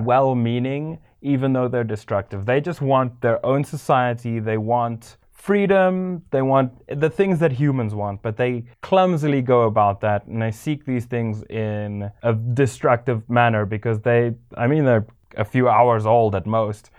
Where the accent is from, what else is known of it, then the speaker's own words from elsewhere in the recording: South Africa; growing up in South Africa